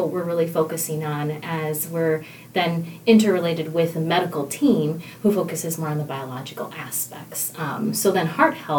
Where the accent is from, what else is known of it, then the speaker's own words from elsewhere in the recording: Milwaukee, Wisconsin, United States; I landed in here at St. Luke's back in the Milwaukee area, my hometown